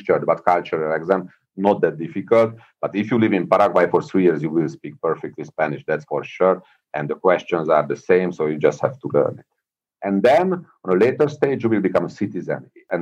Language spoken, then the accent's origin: English; Hungary; moved away; I was born in Hungary